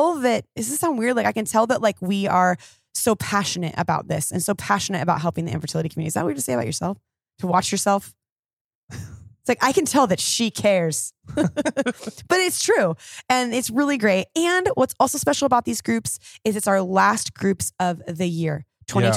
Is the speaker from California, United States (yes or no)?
yes; Orange, California, United States; I was born in Orange, California, April 12th.